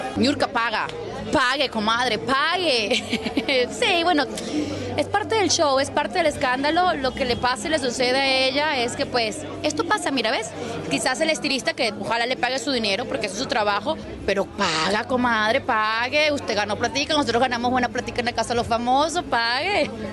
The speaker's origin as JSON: {"language": "Spanish", "country": "Venezuela", "said": "Yo soy venezolana"}